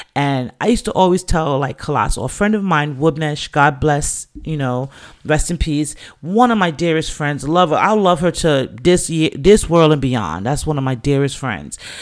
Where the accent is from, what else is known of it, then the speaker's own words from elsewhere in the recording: New York, United States; also born or lived in England; as a Jamaican youth coming up in the city of New York in those times